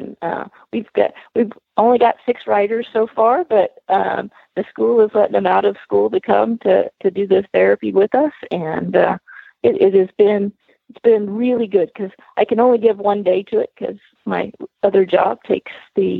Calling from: Van Buren, Missouri, United States; Van Buren, Missouri. It's in the Ozarks.

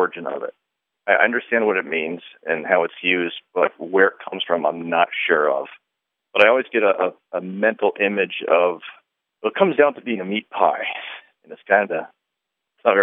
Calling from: Vermont, United States; Calling from Broad Road, Vermont

